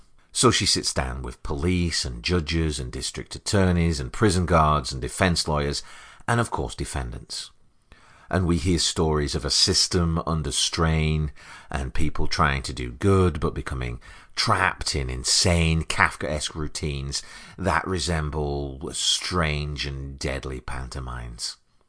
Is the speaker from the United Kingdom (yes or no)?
yes; United Kingdom; now in United States; I'm a British American, an immigrant by fate and choice. I've always felt very at home here.